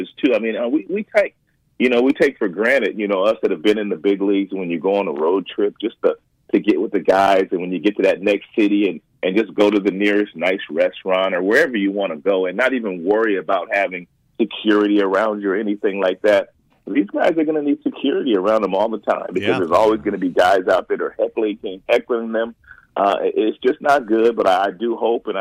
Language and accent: English; Los Angeles, California, United States; growing up in Los Angeles